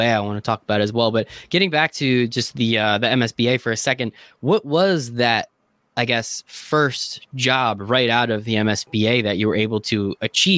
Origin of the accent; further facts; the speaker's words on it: New Jersey, United States; I'm from New Jersey, so I grew up a Nets fan because we had two teams here in New Jersey